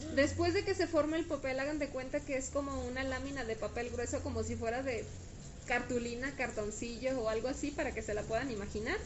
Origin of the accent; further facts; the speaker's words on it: Guadalajara, Jalisco, Mexico; Nosotros somos de Guadalajara